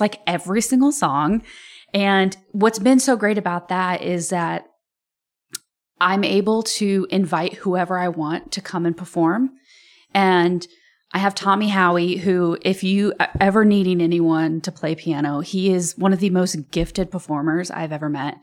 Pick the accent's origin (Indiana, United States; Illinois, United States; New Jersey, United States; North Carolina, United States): Illinois, United States; Rantoul; I'm from Rantoul